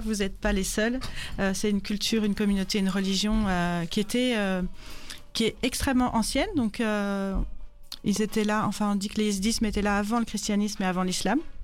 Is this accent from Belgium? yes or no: yes; Brussels, Brussels-Capital Region, Belgium; je viens de Bruxelles et je suis photojournaliste